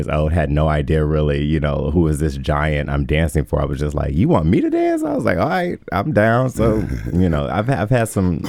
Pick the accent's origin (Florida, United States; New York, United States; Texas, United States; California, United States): New York, United States; So I am from New York. I grew up enamored with ballet of all things.